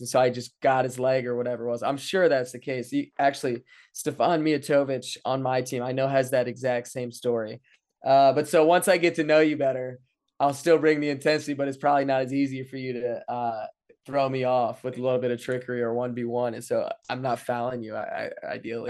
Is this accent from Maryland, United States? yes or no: yes; Frederick, Maryland, United States; now in Saint Louis, United States; growing up in Frederick.